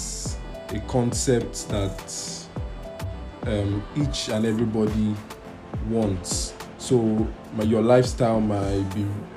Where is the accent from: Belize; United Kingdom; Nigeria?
Nigeria; I am Nigerian